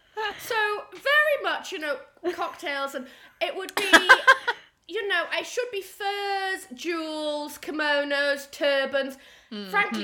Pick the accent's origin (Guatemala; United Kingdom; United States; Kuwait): United Kingdom; Newcastle upon Tyne, North East England; moved away; I was born and raised in Newcastle upon Tyne.